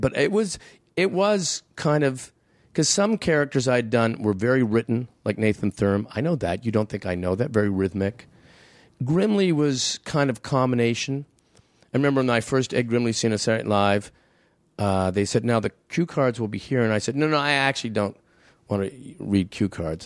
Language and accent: English; Canada; I'm a Canadian